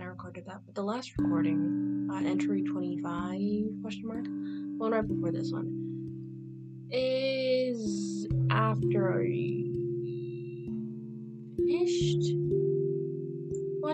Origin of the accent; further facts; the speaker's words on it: United States; I am American, born and raised here, and have never left the country